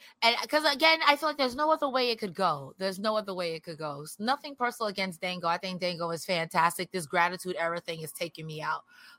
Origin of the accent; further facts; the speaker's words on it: New York, United States; I'm from New York